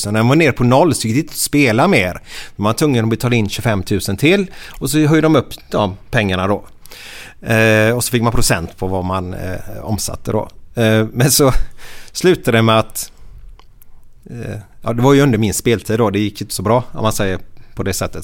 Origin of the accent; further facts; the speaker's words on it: Gothenburg, Västra Götaland, Sweden; jag och Uffe då, vi är uppvuxna tillsammans på Kar Karniolgatan